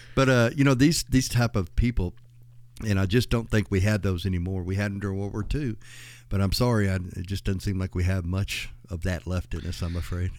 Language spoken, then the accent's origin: English; West Texas, United States; also born or lived in Iraan, Texas / Odessa, Texas; I grew up in West Texas, and it was pretty, pretty wild back then as well